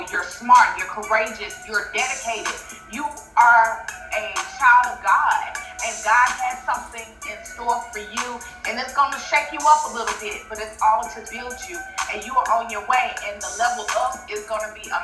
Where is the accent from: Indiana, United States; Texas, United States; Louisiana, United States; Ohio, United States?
Louisiana, United States; New Orleans; moved away; also born or lived in Montgomery, Alabama; I was born in New Orleans. My dad's side of family is from there, my dad, my grandparents